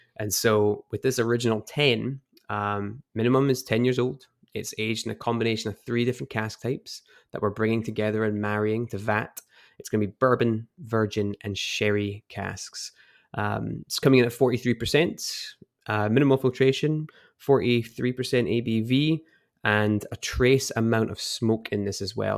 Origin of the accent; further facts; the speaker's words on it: Edinburgh, Scotland, United Kingdom; moved away as an adult; now in United States; I grew up in Edinburgh and moved over to the States about, uh, five years ago now